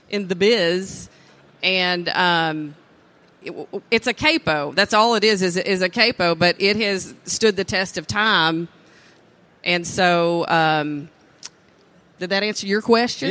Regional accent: East Texas, United States; born and raised in East Texas

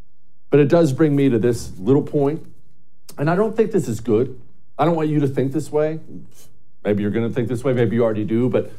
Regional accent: Montana, United States; moved away; I love rural America. I love the countryside. I grew up in Montana

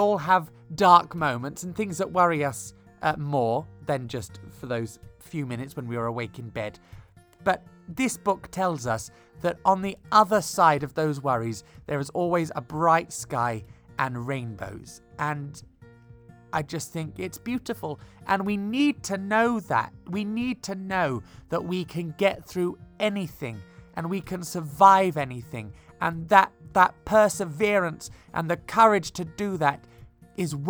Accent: Bristol, South West England, United Kingdom; growing up in Bristol, which is nearby

